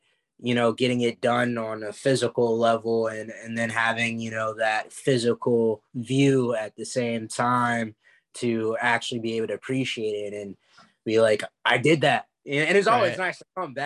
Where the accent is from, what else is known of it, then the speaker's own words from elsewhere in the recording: Maryland, United States; I'm from Maryland.